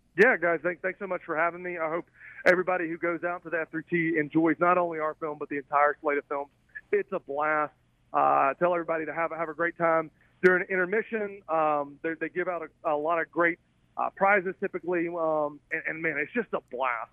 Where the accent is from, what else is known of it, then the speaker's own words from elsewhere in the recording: Alabama, United States; accent: southern; I'm kind of a Alabama bass bum